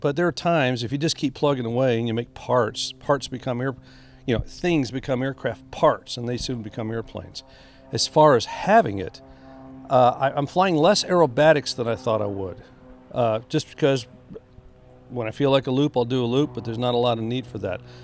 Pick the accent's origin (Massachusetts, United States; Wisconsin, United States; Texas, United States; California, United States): Texas, United States; Harlingen; I was raised in Harlingen, Texas